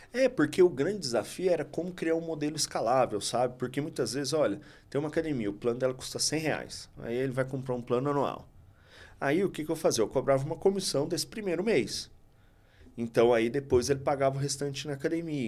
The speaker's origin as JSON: {"language": "Portuguese", "region": "interior of Minas Gerais", "country": "Brazil", "moved": "yes", "lives_now": "São Paulo, Brazil", "said": "eu sou do interior de Minas"}